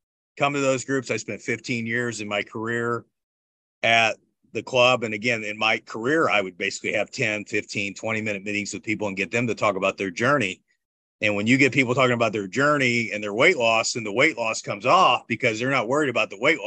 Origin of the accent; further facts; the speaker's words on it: Bloomington, Indiana, United States; grew up in Bloomington, Indiana